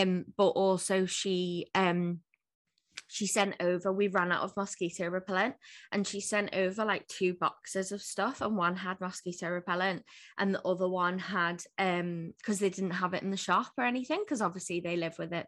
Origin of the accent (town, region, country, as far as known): Liverpool, North West England, United Kingdom